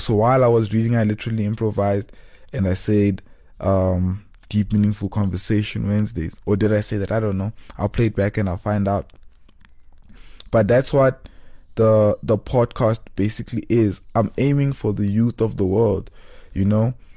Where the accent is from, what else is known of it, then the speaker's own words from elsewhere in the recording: South Africa; also born or lived in Cape Town; we are in South African culture